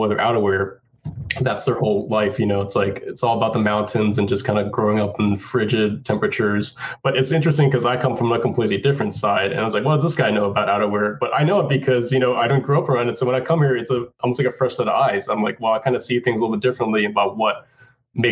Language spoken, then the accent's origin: English; Hawaii, United States; moved away as an adult; also born or lived in Boston / California; I'm from Hawaii